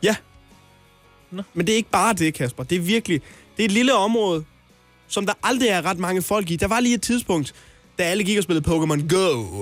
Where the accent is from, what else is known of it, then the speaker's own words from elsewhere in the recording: Hjørring, North Denmark Region, Denmark; now in Copenhagen, Denmark; Vendsyssels hovedstad er jeg fra. otteoghalvfems nul nul. Hjørring.